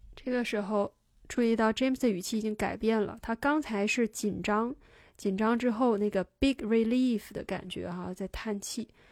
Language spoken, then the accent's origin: Chinese; China; 我们中国人